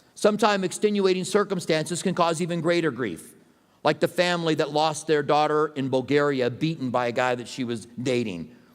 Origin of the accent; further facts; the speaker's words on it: Albuquerque, New Mexico, United States; moved away as an adult; also born or lived in Tucson; I grew up in Albuquerque